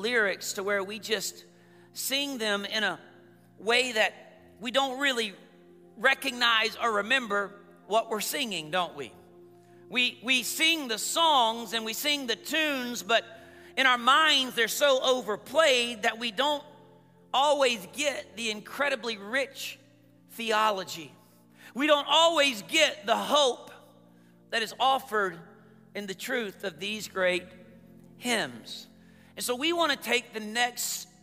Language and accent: English; Columbus, Georgia, United States; also born or lived in Phenix City, Alabama; I grew up in Columbus, Georgia, Phoenix City, Alabama area